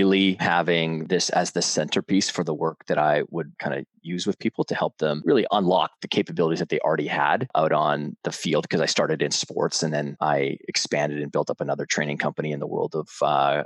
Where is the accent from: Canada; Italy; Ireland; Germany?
Canada; Western Canada; now in New York City, United States; from New York City by way of growing up on a big farm and ranch in Western Canada